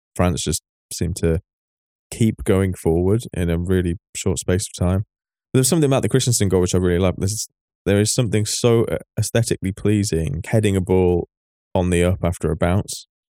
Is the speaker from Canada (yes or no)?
no; England, United Kingdom; we're English